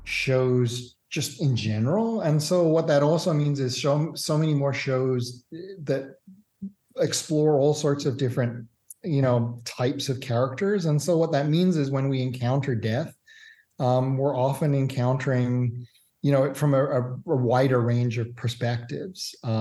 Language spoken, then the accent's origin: English; Australia; also born or lived in Canada / Singapore / Hong Kong; Born in Canada, but I'm also English and grew up in Australia, Singapore, and Hong Kong as well.